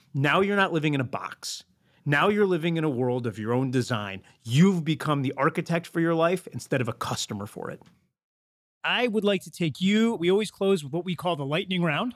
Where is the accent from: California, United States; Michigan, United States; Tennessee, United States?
Michigan, United States; Detroit; growing up in Detroit, Michigan